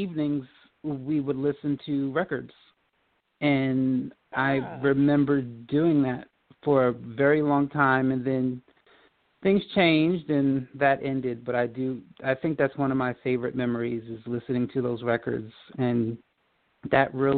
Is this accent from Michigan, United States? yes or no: no; Old Bridge, New Jersey, United States; I grew up in Old Bridge, New Jersey